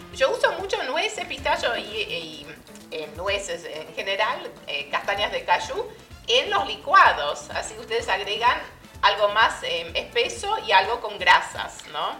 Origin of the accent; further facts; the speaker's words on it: Argentina; now in Phoenix, United States; como soy de Argentina, pero viví tantos años en Argentina